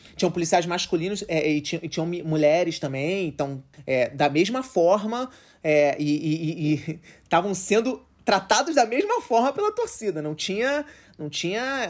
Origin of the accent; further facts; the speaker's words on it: Rio de Janeiro, Brazil; a gente é do Rio